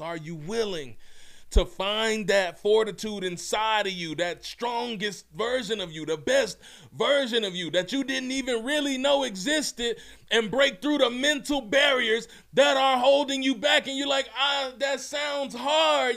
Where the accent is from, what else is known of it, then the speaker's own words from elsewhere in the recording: Mississippi, United States; also born or lived in Memphis, Tennessee; I'm from Mississippi. I'm actually born in Memphis. Ugh, hardly home, but always repping. Raised in Mississippi